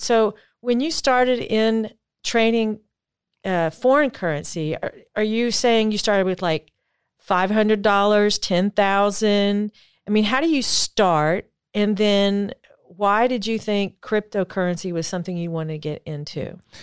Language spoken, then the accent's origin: English; United States; I am an American